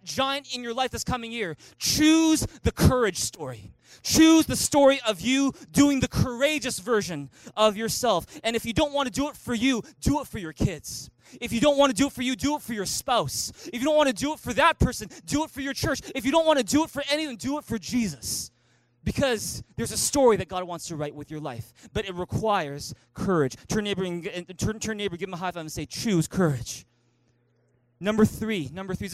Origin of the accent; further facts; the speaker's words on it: Vancouver, British Columbia, Canada; moved away as an adult; also born or lived in Taiwan; I was born and raised here in Vancouver, never spoke a lick of Mandarin.